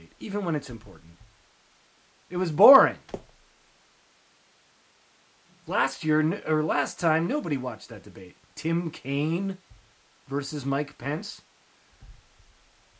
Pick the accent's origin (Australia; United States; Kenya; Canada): Canada; I'm from Canada